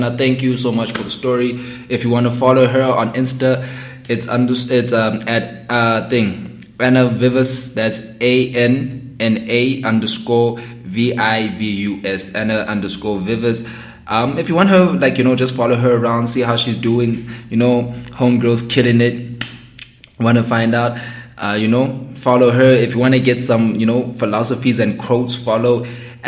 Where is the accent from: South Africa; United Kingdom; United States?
South Africa; speaking as a South African in SA